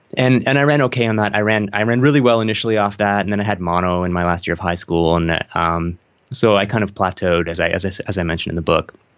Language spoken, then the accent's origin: English; Canada; I'm in Toronto, I'm from Canada